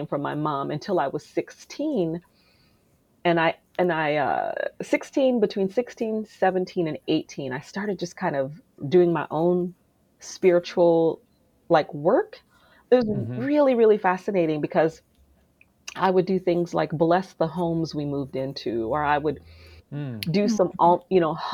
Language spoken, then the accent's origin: English; Kalamazoo, Michigan, United States; I grew up in Kalamazoo, Michigan. I was born and raised in Kalamazoo.